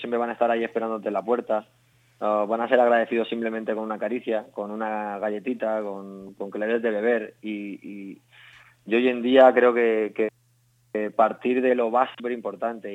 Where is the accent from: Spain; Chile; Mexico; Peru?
Spain; Mallorca, Balearic Islands; moved away as an adult; now in Madrid, Spain; soy de Mallorca, me trasladé a Madrid hace 10 años